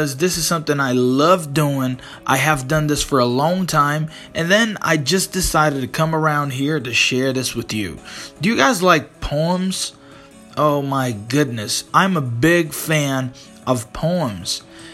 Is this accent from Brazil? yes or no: yes; Brazil; English is a second language; I'm not American, I'm Brazilian.